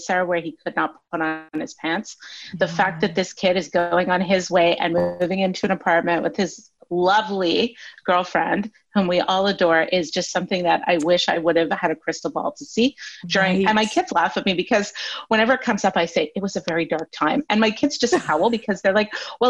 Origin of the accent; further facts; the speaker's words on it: Canada; I'm Canadian